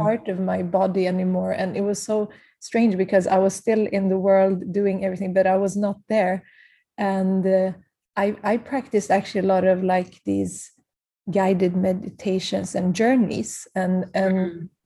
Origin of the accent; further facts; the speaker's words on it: Prague, Czechia; I was born in Prague because my parents had to leave very mm-hmm. early age from Kurdistan